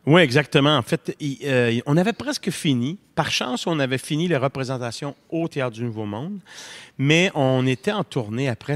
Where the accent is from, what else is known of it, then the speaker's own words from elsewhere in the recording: Montreal, Quebec, Canada; l'appartement de maison Maisonneuve, où je suis né, à Montréal